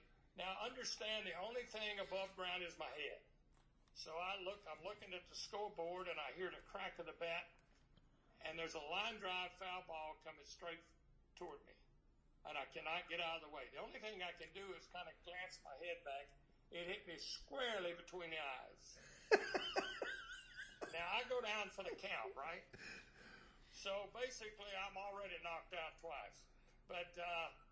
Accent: South Alabama, United States; I was born in South Alabama.

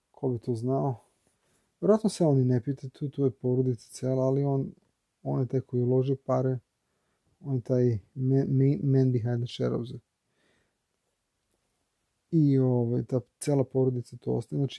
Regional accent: Belgrade, Serbia; ja sam iz Beograda, ja, Srbija

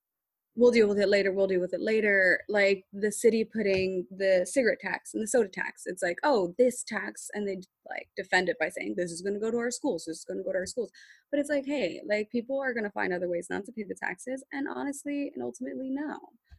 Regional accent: Philadelphia, Pennsylvania, United States; I grew up in North Philly. I grew up in Northern Liberties before it became Northern Liberties and it was just North Philly.

